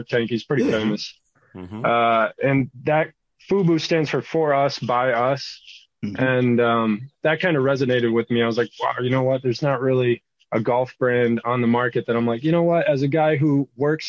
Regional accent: Michigan, United States; moved away as an adult; also born or lived in Pinehurst, North Carolina; I grew up in Michigan, and I moved to Pinehurst right after high school

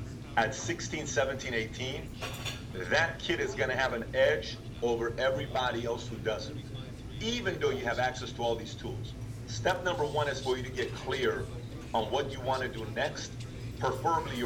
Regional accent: Iran; now in United States; I'm really from Iran

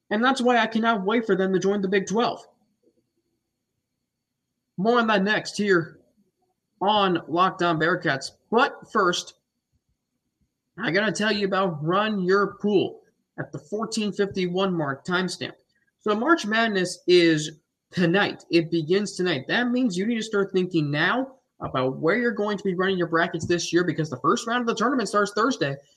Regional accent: Cincinnati, Ohio, United States; moved away; my hometown up in Cincinnati, where I was from.

